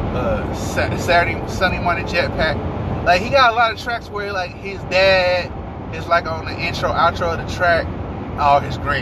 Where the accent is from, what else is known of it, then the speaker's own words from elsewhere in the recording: New York, United States; I'm from New York